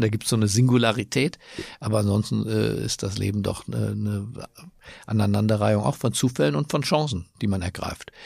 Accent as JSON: {"language": "German", "region": "Berlin", "country": "Germany", "tie": "born or raised there", "also_born_or_lived": "Düsseldorf / Washington / Cologne", "moved": "yes", "said": "Meine Heimatstadt ist Berlin, aber ich fühle mich auch in anderen Städten auf der Welt zu Hause, zum Beispiel in Washington"}